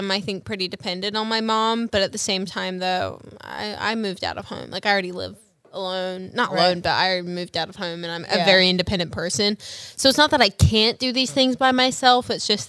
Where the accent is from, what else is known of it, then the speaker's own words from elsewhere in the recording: Australia; moved away; I haven't been home in like, I'm originally from Australia.